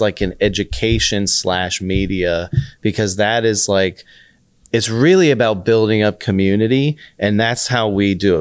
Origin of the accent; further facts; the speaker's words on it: Austin, Texas, United States; moved away as an adult; also born or lived in Florida State / New York City; I grew up in Austin